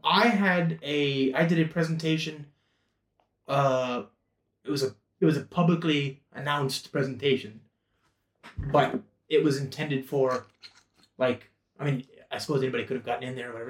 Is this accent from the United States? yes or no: yes; United States; an American English speaking nerd